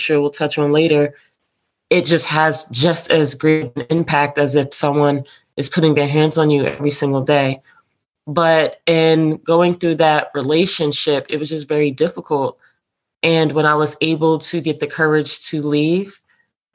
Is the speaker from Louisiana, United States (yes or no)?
no; New Jersey, United States; now in Hampton Roads, Virginia, United States; I am originally from New Jersey, and I reside here in Hampton Roads area of Virginia